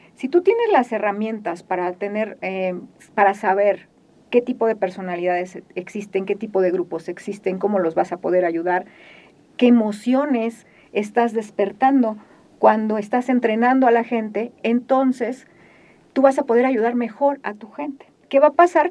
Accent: Mexico; Los mexicanos

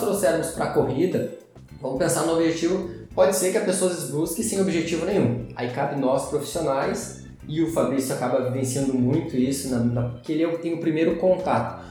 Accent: Gaúcho, Rio Grande do Sul, Brazil; nós somos gaúchos

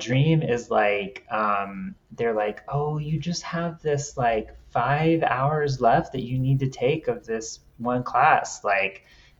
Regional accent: Texas, United States; moved away; also born or lived in Cincinnati, Ohio; I'm from Texas.

